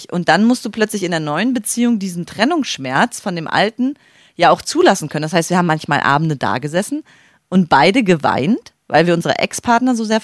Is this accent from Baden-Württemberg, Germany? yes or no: no; Greifswald, Mecklenburg-Vorpommern, Germany; Gerade in meiner Heimatstadt Greifswald.